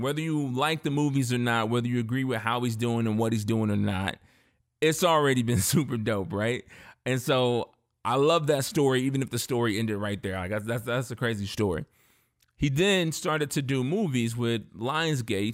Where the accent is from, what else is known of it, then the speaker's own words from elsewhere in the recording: Indiana, United States; I'm from Indiana, but I'm a, I'm a Southern boy at heart in a lot of ways. And my family grew up in Memphis and Mississippi